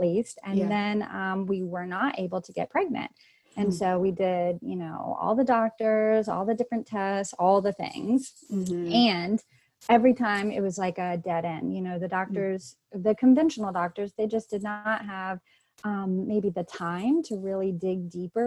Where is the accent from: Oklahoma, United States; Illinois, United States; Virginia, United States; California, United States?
Virginia, United States; I grew up in Virginia